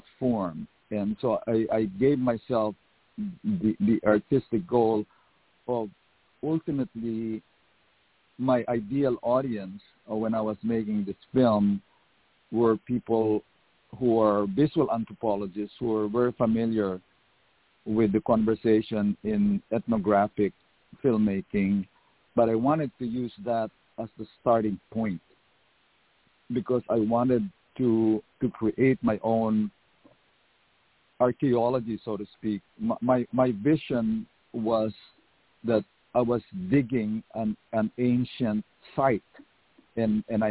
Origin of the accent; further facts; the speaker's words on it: Philippines; moved away as an adult; now in United States; I went to a very radical high school. It was called Philippine Science High School